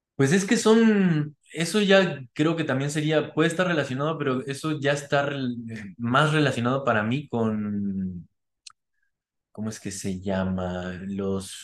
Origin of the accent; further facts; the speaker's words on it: Argentina; yo que soy argentino